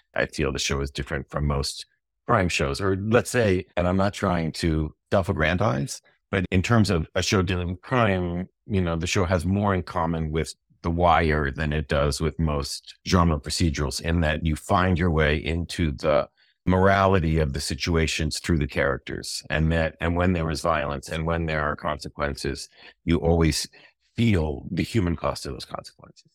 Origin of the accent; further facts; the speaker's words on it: United States; as an American